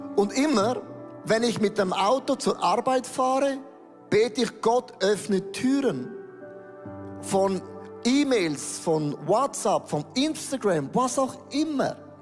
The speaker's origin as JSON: {"language": "German", "country": "Switzerland", "said": "wir sind ja Schweizer"}